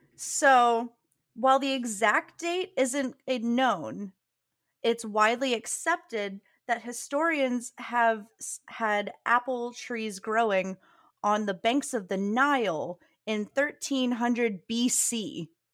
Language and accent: English; Southern Virginia, United States; now in South Carolina, United States; growing up in Virginia is that we used to go to Williamsburg in the fall and in Virginia, the part of Virginia I'm from, which is Southern Virginia